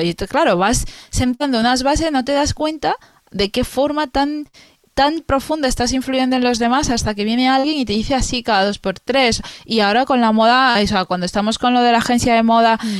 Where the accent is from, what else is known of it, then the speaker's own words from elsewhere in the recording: Spain; soy española